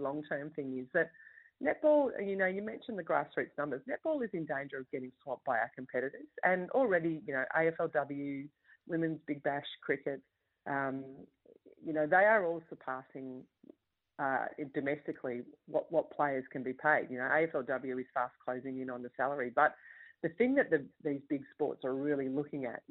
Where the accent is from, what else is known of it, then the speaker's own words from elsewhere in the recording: Sydney, New South Wales, Australia; me as a kid growing up in Western Sydney